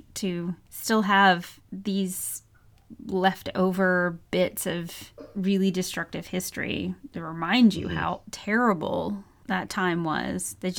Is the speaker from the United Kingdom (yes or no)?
no; United States; And because I'm very American in this, like, before I bother a doctor